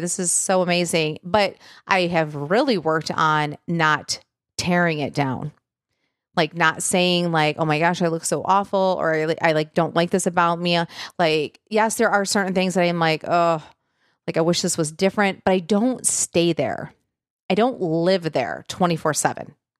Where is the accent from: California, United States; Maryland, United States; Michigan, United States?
Michigan, United States; I'm from Michigan